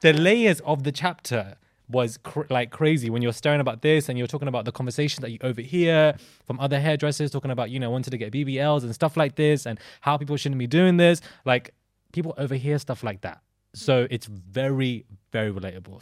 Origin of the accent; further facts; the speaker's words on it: London, United Kingdom; growing up in London as a, as a child